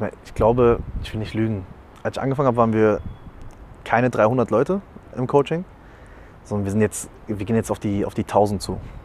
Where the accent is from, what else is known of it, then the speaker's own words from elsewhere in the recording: Algarve, Portugal; now in Germany; komme ja gebürtig aus Portugal, habe ein bisschen die Familie besucht